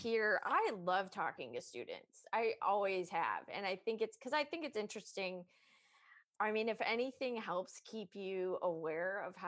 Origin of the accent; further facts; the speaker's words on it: California, United States; moved away as an adult; now in Scotland; I'm your Californian host